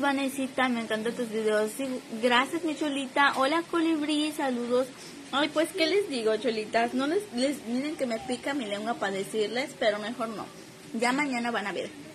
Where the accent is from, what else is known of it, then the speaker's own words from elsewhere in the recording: Mérida, Yucatán, Mexico; Yo soy de Mérida, Yucatán